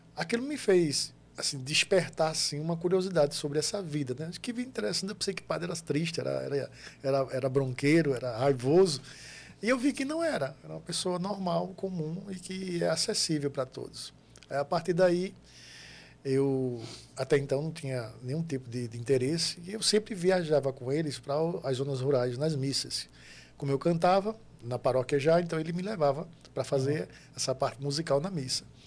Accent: Itambé, Pernambuco, Brazil; also born or lived in Pedras de Fogo, Paraíba; Eu sou natural de Itambé, que faz divisa ali com Pedras de Fogo, ali na Paraíba. É a minha cidade de origem

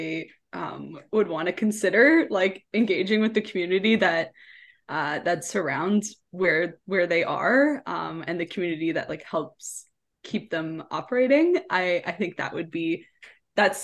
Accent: Leduc, Alberta, Canada; also born or lived in Edmonton; I grew up in Leduc. I was born in Edmonton, but I grew up in Leduc.

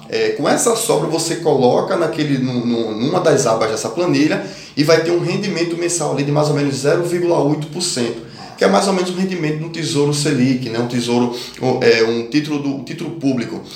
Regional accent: Brazil; also born or lived in Pernambuco / Norway

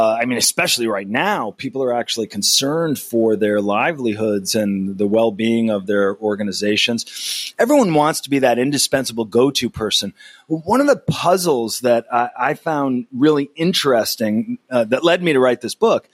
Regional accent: Berkshire Hills, Massachusetts, United States; I was born in the Berkshire Hills

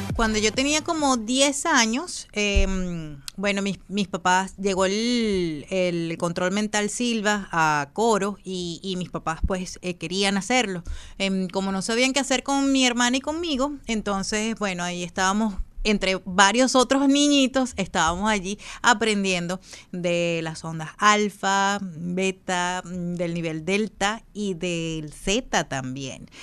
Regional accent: Falcón, Venezuela; moved away; mis atardeceres de, de mi tierra allá en Falcón, que la llevo siempre en mi corazón

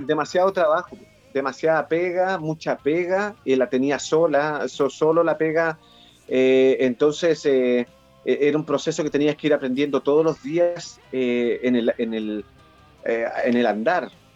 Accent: Santiago, Santiago Metropolitan Region, Chile; yo me crié en Pudahuel

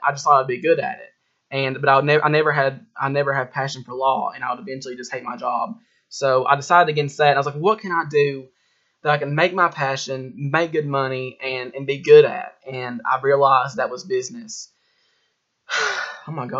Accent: Harlan County, Kentucky, United States; I'm from Harlan County, Kentucky

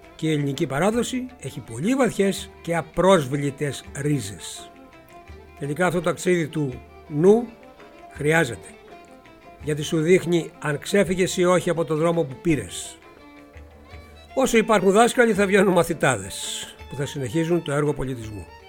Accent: Megara, Attica, Greece; τους έφερα στα Μέγαρα, στην πόλη μου

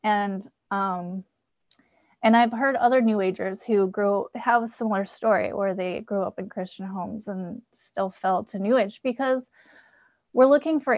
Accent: California, United States; also born or lived in Kansas; my dad moved us to California when I was 7, where his family lives

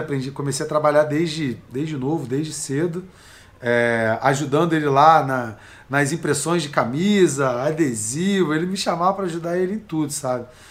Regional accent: Nova Iguaçu, Rio de Janeiro, Brazil; Eu nasci lá em Nova Iguaçu, né, cara? Baixada Fluminense, Rio de Janeiro.

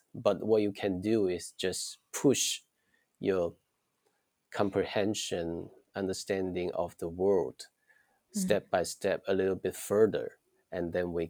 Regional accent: Shantou, Guangdong, China; English is a second language; Yeah, I was born and raised in a city, small city named Shantou. We said it's small because the population only 3 million people.

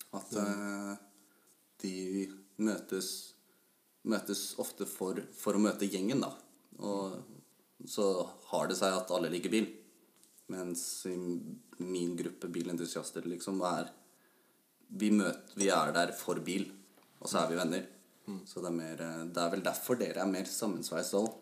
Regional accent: Ås, Akershus, Norway; Jeg kommer fra Ås og jobber som bilmekaniker

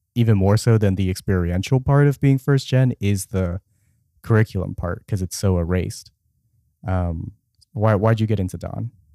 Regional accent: Richardson, Texas, United States; I grew up in Richardson, Texas, which is a suburb outside of Dallas

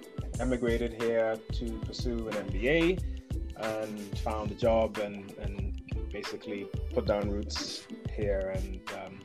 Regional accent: Bahamas; moved away as an adult; now in United Kingdom; I am from the Bahamas originally. One of the most beautiful places on the planet.

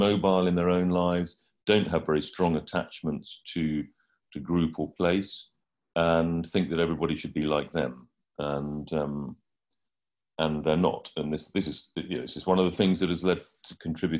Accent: United Kingdom; also born or lived in Hampstead, London; I'm a British journalist and writer.

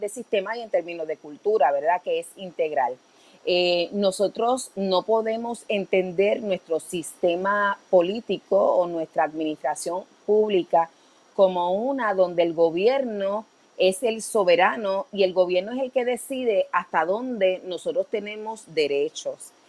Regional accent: Puerto Rico; los valores conservadores que nos caracterizan como puertorriqueños

